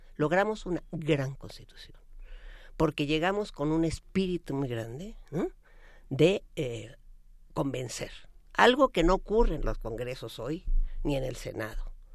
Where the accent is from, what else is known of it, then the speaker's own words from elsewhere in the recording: Mexico City, Mexico; esta ciudad que pues cuando yo fui niña corríamos por las calles y jugábamos